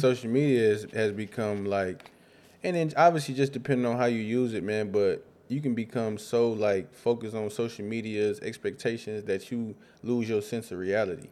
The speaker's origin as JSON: {"language": "English", "town": "Rockford", "region": "Illinois", "country": "United States", "tie": "born or raised there", "said": "I grew up in Rockford, Illinois, on the South Side"}